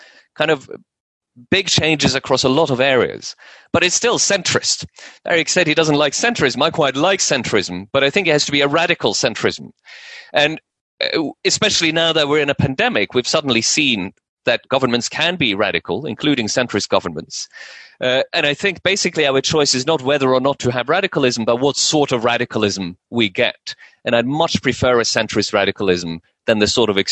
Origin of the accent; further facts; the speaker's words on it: Norway; moved away as an adult; also born or lived in United States; I grew up in Norway, and in the 1980s in Norway